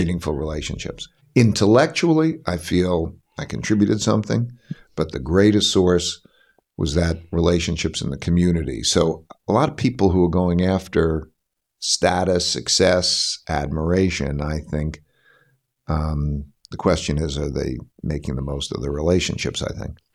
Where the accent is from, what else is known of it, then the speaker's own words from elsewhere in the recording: Connecticut, United States; I'm from Connecticut